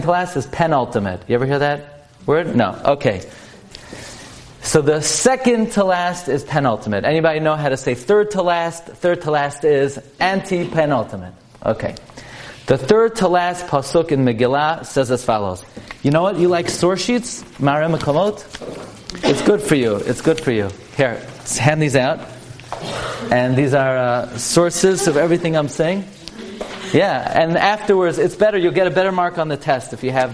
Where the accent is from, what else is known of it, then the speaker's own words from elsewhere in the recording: New York City, New York, United States; I come from Brooklyn. This is my hometown, Flatbush. And I grew up on Avenue M and East 31st